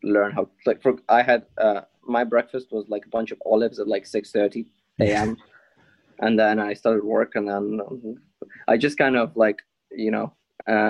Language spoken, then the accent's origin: English; Ukraine; now in United Kingdom; when I moved from Ukraine